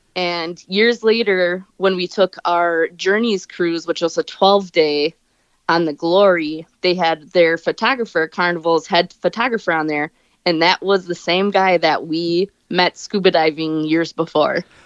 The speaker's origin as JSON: {"language": "English", "region": "Wisconsin", "country": "United States", "said": "I'm from Wisconsin"}